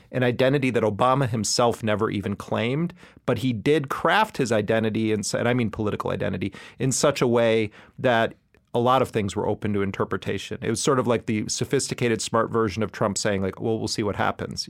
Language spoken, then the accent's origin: English; Wisconsin, United States; moved away; I'm, I'm originally from Wisconsin. At the time the crime bill was, was implemented, um, I was a, a student in Wisconsin